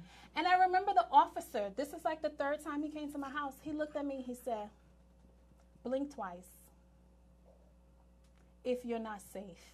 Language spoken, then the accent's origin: English; New York, United States; I'm from New York